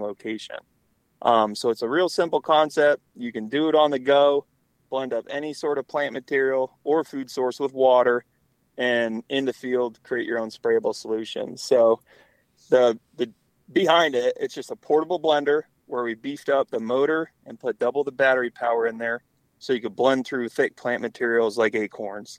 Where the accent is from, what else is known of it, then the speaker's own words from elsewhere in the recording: North Central Pennsylvania, United States; I grew up in North Central Pennsylvania